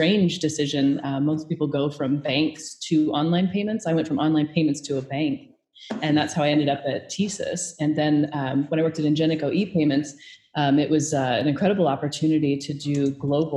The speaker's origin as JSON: {"language": "English", "town": "Omaha", "region": "Nebraska", "country": "United States", "said": "I'm originally from Omaha, Nebraska."}